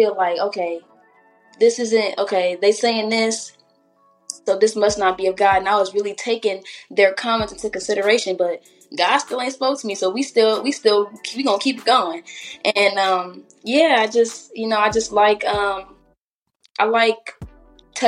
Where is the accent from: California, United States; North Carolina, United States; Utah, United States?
California, United States; Riverside; I'm from Riverside